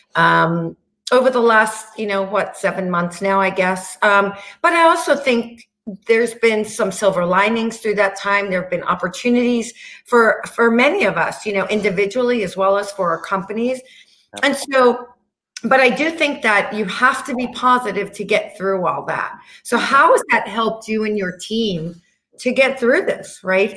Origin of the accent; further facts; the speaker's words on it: New York, United States; Being a New Yorker